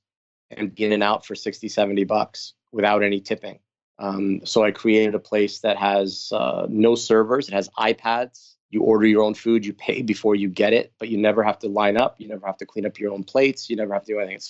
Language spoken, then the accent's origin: English; California, United States; now in Toronto, Canada; being from California, being Armenian